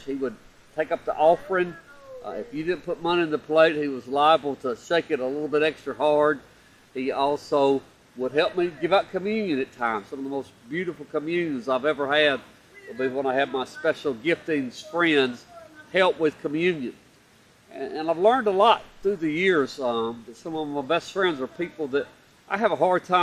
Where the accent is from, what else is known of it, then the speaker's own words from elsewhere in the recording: Opelika, Alabama, United States; in beautiful downtown Opelika, my hometown.